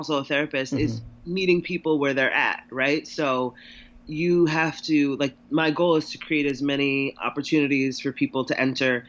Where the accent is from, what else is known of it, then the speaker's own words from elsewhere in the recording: New York City, New York, United States; my hometown in Harlem